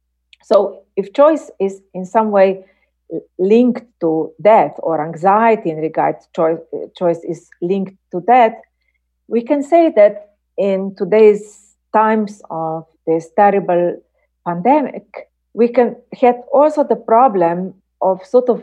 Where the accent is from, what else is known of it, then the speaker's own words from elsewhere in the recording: Slovenia; English is a second language; In my home country, Slovenia, we have had, you know, debates